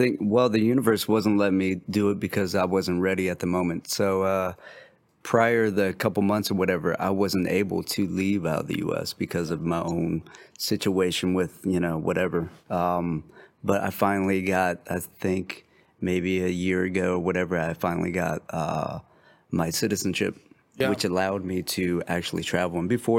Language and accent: English; Colombia; Like prior to Mexico, you know what I'm saying? I came from Colombia.